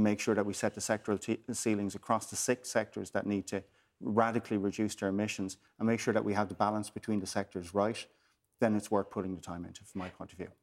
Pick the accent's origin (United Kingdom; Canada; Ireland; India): Ireland; Waterford, Munster; I'm from Waterford